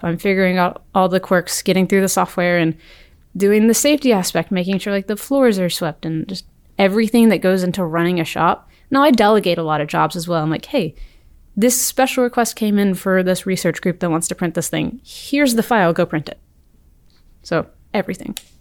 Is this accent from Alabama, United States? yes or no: yes; Birmingham, Alabama, United States; I'm from Birmingham, Alabama.